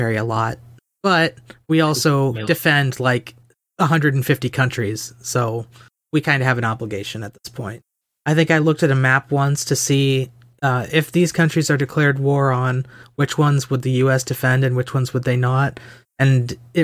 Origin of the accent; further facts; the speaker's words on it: United States; I am American